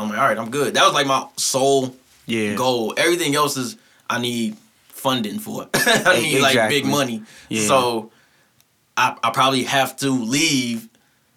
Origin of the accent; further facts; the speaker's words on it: St. Louis, Missouri, United States; I'm from St. Louis